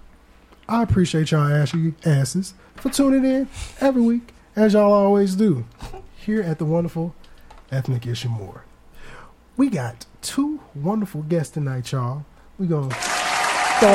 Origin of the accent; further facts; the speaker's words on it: Aurora, Illinois, United States; I was in Aurora, Illinois.